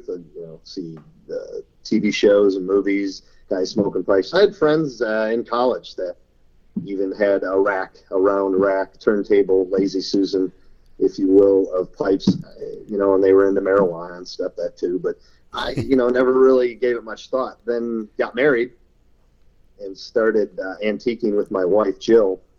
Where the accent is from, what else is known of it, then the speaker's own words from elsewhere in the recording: Wisconsin, United States; I'm a cheesehead by uh, birth, Wisconsin, the dairy state.